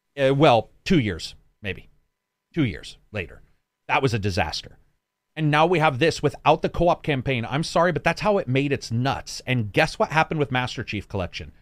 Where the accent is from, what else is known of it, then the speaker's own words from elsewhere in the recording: Oregon, United States; they're talking in, like, Oregonian from where I'm from